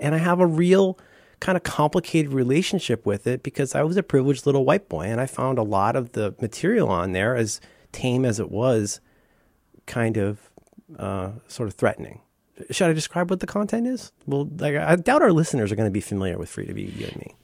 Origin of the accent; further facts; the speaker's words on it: Cincinnati, Ohio, United States; now in San Francisco, United States; I was raised in Cincinnati, Ohio